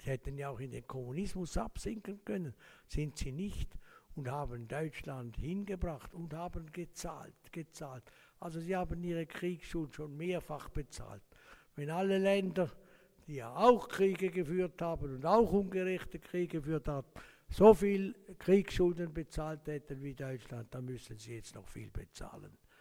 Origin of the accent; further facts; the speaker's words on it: Laufen-Uhwiesen, Zurich, Switzerland; Ich bin aufgewachsen in Laufen am Rheinfall